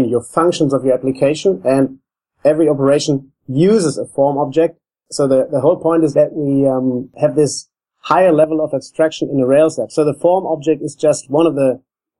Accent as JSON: {"language": "English", "country": "Germany", "moved": "yes", "lives_now": "Australia", "said": "I'm from Germany"}